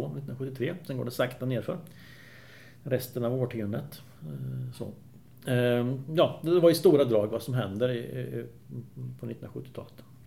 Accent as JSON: {"language": "Swedish", "town": "Åtvidaberg", "region": "Östergötland", "country": "Sweden", "tie": "born or raised there", "said": "Jag växte upp på Valkaregatan"}